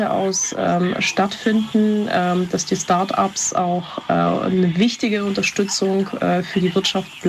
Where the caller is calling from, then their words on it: Bad Liebenwerda, Brandenburg, Germany; ich komme aus Bad Liebenwerda.